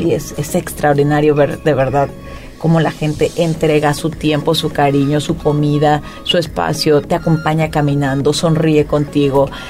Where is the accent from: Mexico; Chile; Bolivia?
Mexico; Puebla; moved away as an adult; also born or lived in Spain; soy una mujer poblana, nací en Puebla Capital